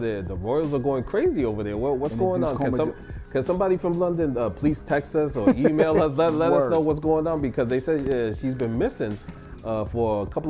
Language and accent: English; Puerto Rico; accent: Boricua; Because I'm Boricua. That's my accent.